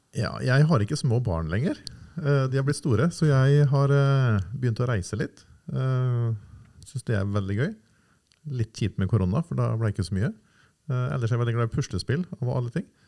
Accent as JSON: {"language": "Norwegian", "region": "Nordvestlandet", "country": "Norway", "moved": "yes", "lives_now": "Oslo, Norway", "said": "Jeg er fra Nordvestlandet og flytta til Oslo i 95-96"}